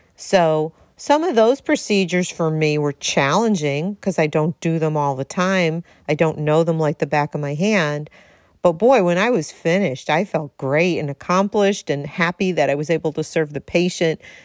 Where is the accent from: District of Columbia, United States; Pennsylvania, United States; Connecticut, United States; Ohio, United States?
Connecticut, United States; Darien; right here in the two oh three, as I like to say, my hometown, Darien, Connecticut